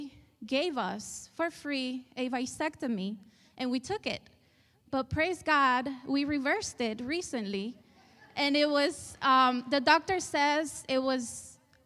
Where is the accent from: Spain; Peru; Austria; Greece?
Spain; moved away; I was raised in Spain. You probably hear the accent